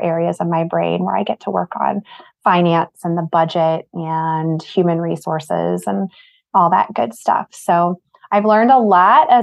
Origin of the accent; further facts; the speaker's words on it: St. Louis, Missouri, United States; moved away as an adult; also born or lived in Arizona / Colorado; I'm originally from St. Louis, and this is where my family is